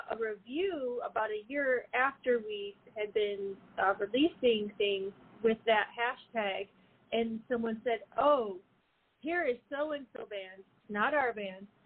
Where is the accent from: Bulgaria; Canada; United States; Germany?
United States; Detroit, Michigan; we're from Detroit, so it's vasm.